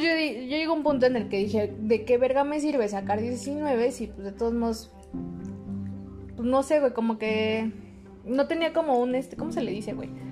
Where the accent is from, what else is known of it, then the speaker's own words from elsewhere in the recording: State of Mexico, Mexico; somos del estado de México